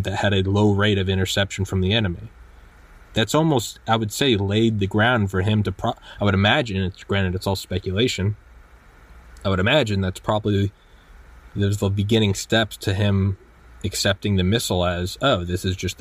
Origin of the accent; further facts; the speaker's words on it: United States; I'm an American and I love America